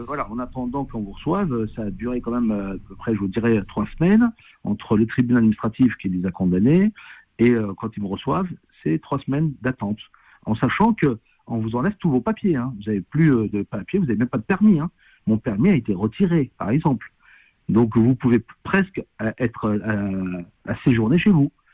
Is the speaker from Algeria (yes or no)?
yes; Algeria; now in France; moi, étant algérien